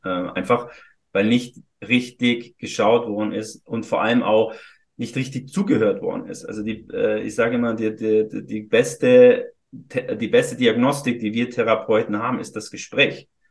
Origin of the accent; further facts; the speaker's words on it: Füssen, Bavaria, Germany; moved away as an adult; now in Hamburg, Germany; hatte einmal eine Praxis in Süddeutschland, in Füssen, äh, aus meinem, wo ich geboren bin.